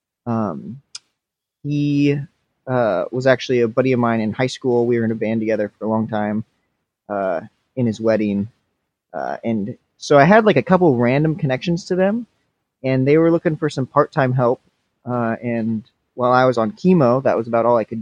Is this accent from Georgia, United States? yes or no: no; Washington, United States; I born and raised in Washington